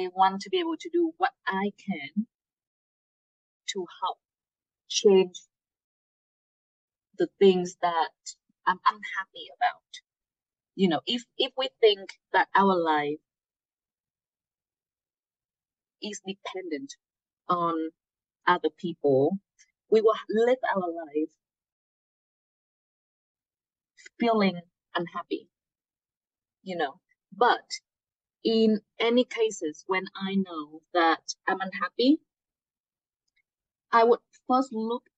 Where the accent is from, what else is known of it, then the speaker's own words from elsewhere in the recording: Hanoi, Vietnam; English is a second language; moved away as an adult; also born or lived in upstate New York; now in United States; I'm from Hanoi. You know, some of you may know it's the capital of Vietnam.